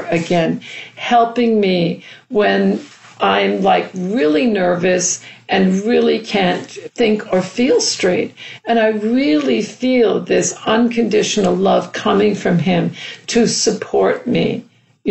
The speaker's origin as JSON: {"language": "English", "town": "New York City", "region": "New York", "country": "United States", "tie": "born or raised there", "said": "growing up in New York City"}